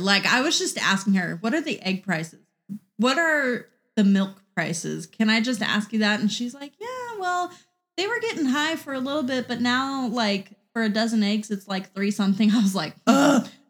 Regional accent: Missouri, United States; moved away as an adult; also born or lived in Lake of the Ozarks, Missouri / Jefferson City, Missouri; now in California, United States; Raised since I was two in Missouri

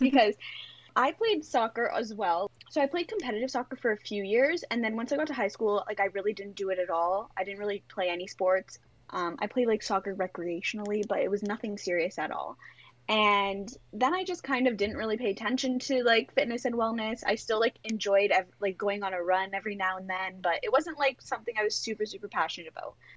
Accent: Greater Toronto Area, Ontario, Canada; I'm from Toronto. Well, just outside of the Toronto G, the G T

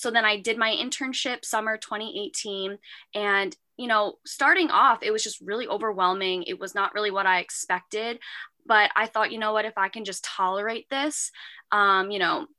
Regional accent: Long Island, New York, United States; also born or lived in Manhattan, New York; from Long Island, New York

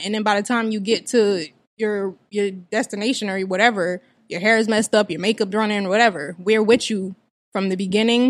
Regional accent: Hamilton, New Jersey, United States; also born or lived in Trenton, New Jersey; I'm originally from Hamilton.

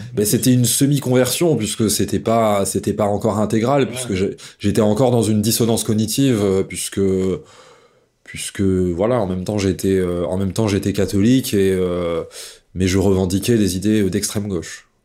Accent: Dauphiné, Auvergne-Rhône-Alpes, France; j'ai poussé dans le terreau fertile du Dauphiné, voilà où j'ai grandi euh, dans la campagne.

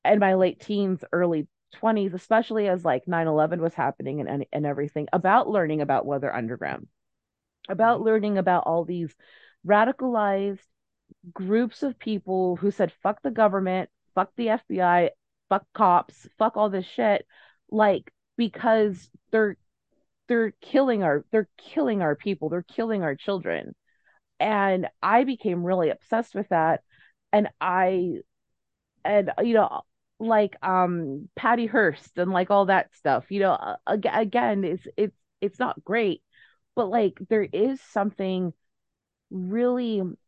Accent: Southern California, United States; when you are a Southern Californian child

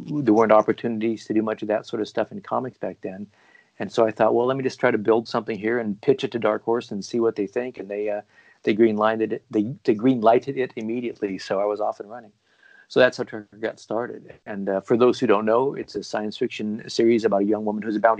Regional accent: Portland, Oregon, United States; moved away as an adult; also born or lived in East Coast, United States; my hometown, Portland, Oregon. And I had just moved back here myself from living on the East Coast for a bunch of years

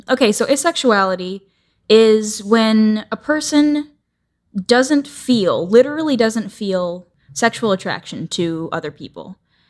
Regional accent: Tampa, Florida, United States; moved away as an adult; I grew up in Tampa, Florida. {S0} Okay. {S1} For like 20 years. And then I moved out here.

